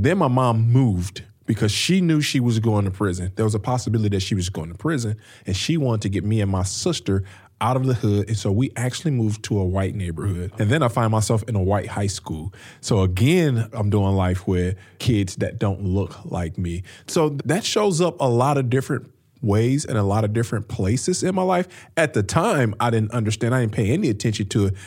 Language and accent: English; Peoria, Illinois, United States; now in St. Louis, United States; I grew up in Peoria, Illinois, which is about three hours north of Saint Louis, where we live now